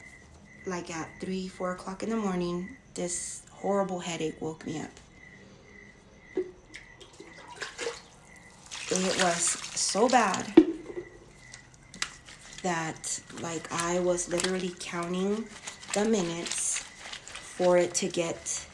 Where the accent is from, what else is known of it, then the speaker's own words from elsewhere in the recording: Mexico; moved away; I'm in a small town in Mexico. I'm in my hometown